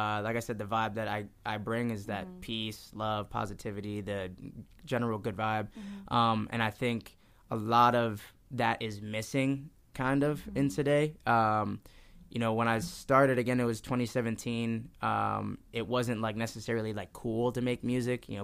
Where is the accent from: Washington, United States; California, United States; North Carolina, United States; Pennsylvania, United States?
Pennsylvania, United States; Easton; also born or lived in New Jersey; I was born in New Jersey, but I moved out in Easton when I was, like, 5